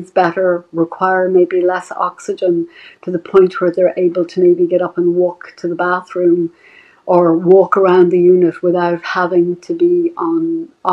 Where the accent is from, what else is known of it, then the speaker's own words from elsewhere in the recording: Dublin, Leinster, Ireland; moved away as an adult; now in United States; I'm originally from Dublin. I trained in Ireland and I came to America